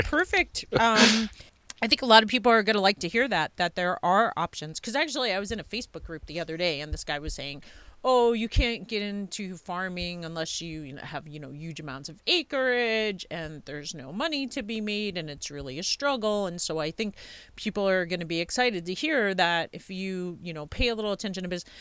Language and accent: English; Long Island, New York, United States; I grew up on Long Island too